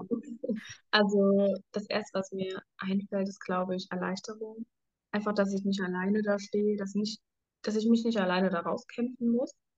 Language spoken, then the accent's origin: German; Germany; ich komme aus Deutschland